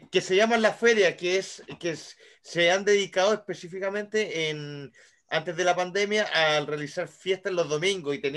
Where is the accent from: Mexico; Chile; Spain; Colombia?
Chile; La Unión, Los Ríos; Yo soy de la Unión, perro, yo soy de la Unión.